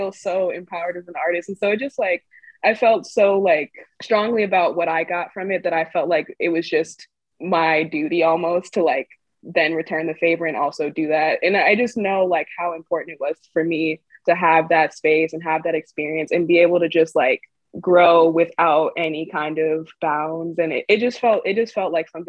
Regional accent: Chicago, Illinois, United States; I grew up in Chicago

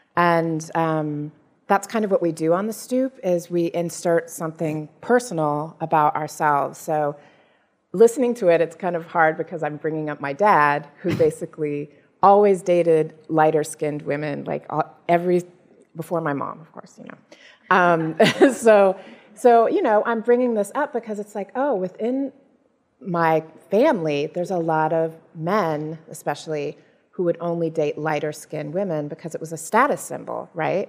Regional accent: United States; I'm African American, so both of my parents were born in the U.S.

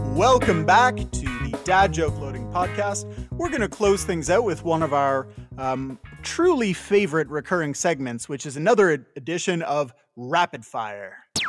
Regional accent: Canada; moved away; also born or lived in California; growing up in Canada

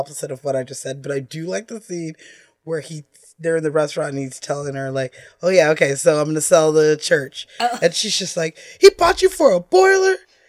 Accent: West Coast, United States; But also, I'm from the West Coast, so it was grosser here for a longer time than it was, like, you know, moving towards New York.

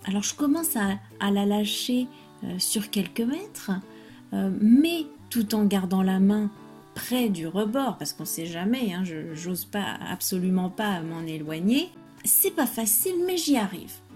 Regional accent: France; je suis française

